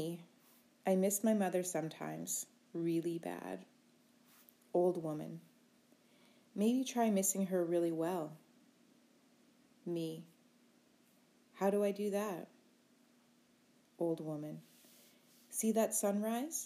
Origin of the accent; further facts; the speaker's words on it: Rocky Bay First Nation, Ontario, Canada; I'm from Rocky Bay First Nation